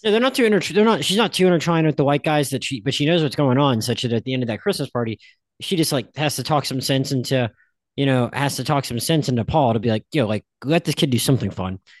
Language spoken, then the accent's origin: English; Pensacola, Florida, United States; also born or lived in Philadelphia; I lived in Philadelphia till I was five, and then I grew up in Pensacola